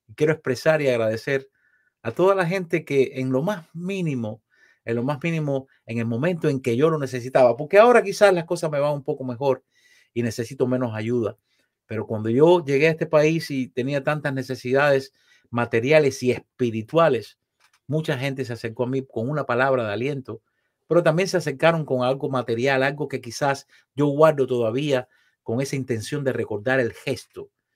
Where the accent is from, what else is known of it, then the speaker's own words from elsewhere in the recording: Matanzas, Cuba; moved away as an adult; now in Miami, United States; Yo soy esencialmente un cubano y de Matanzas, la ciudad más linda de Cuba